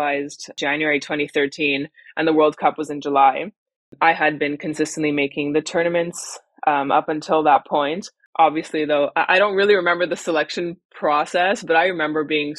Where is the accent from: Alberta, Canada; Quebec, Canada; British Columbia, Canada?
Quebec, Canada; Montreal; now in Victoria, Canada; I'm from Montreal originally.